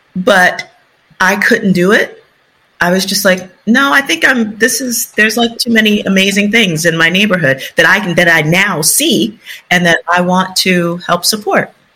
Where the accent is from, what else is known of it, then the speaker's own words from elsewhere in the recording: New York City, New York, United States; I'm from the South Bronx, you know, birthplace of hip hop